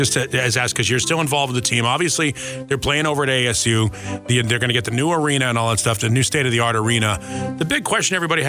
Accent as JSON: {"language": "English", "town": "Boston", "region": "Massachusetts", "country": "United States", "tie": "born or raised there", "moved": "yes", "lives_now": "Arizona, United States", "said": "I grew up in Boston, so I'm a Bruins fan."}